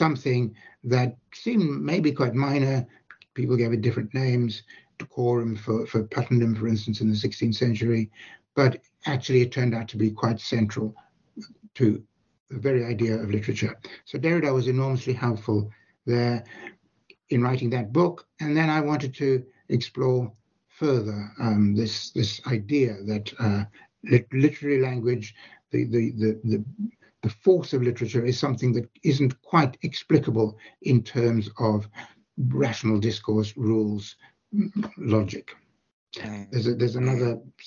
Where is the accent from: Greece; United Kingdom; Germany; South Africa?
South Africa; I grew up in South Africa